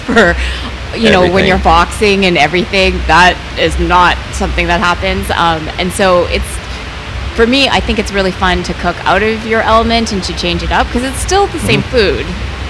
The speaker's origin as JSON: {"language": "English", "country": "Canada"}